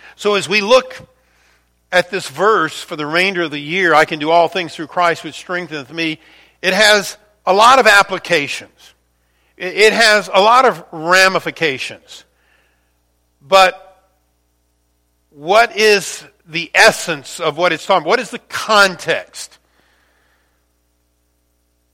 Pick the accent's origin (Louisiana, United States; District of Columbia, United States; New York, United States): Louisiana, United States; the Mississippi River, which I grew up near down in Louisiana